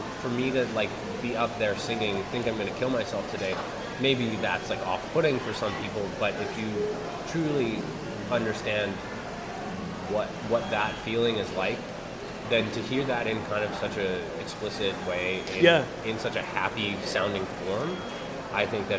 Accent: Winnipeg, Manitoba, Canada; I came from Fort Garry.

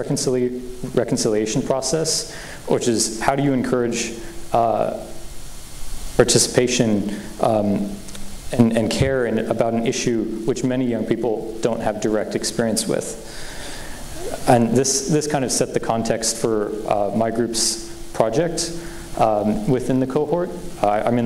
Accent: Boulder, Colorado, United States; I was born in 2001. I grew up in Boulder, Colorado.

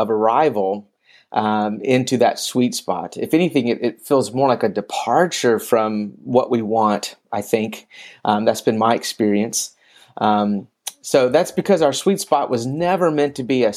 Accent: Memphis, Tennessee, United States; moved away as an adult; also born or lived in China; now in Thailand; I'm originally from Memphis, Tennessee

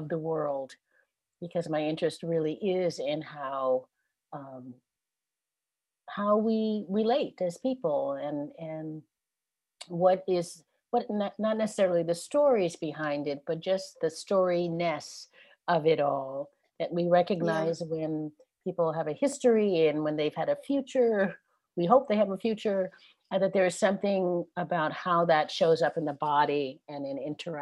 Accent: New York City, New York, United States; moved away as an adult; also born or lived in Ohio; now in Columbus, United States; Originally, I'm from Brooklyn, New York, and didn't move to the Midwest until 20 years ago. So I really do consider myself a New Yorker

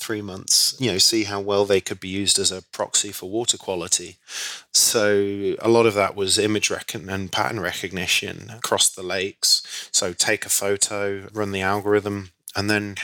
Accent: Leicester, East Midlands, United Kingdom; moved away as an adult; also born or lived in Nottingham / Nancy, France / East Africa; now in New York, United States; got into Leicester University, which is my hometown university

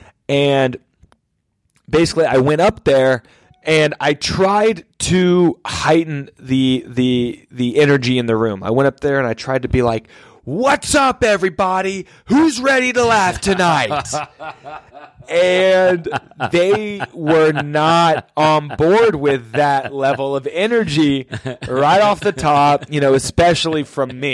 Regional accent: Atlanta, Georgia, United States; I'm from Atlanta

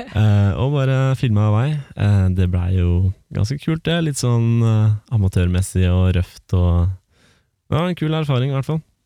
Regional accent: Romerike, Akershus, Norway; vi kommer fra Romerike

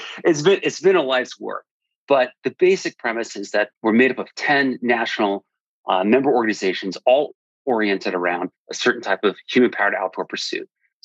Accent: New York, United States; moved away as an adult; also born or lived in Washington, District of Columbia, United States; now in Montgomery County, Maryland, United States; I'm originally from New York, but ended up in DC for work after law school, moved down to DC in the late 90s

